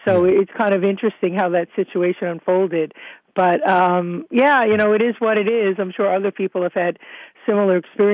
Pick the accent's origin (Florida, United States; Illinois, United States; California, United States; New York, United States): New York, United States; When I was growing up in New York